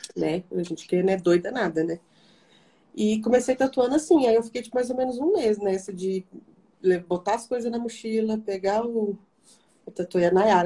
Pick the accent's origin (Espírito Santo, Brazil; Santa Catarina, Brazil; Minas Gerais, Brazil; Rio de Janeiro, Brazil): Minas Gerais, Brazil; Barbacena; moved away; em Barbacena, que, né, de onde eu sou